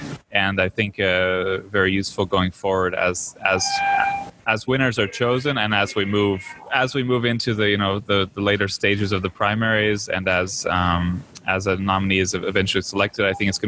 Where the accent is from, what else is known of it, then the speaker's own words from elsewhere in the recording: Florida, United States; I live in Florida. I'm from Florida.